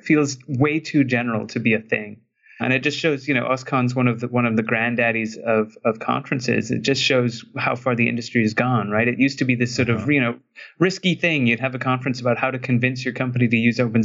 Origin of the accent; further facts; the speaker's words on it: Trinidad & Tobago; I grew up in Trinidad, which is, you know, it's an island in the Caribbean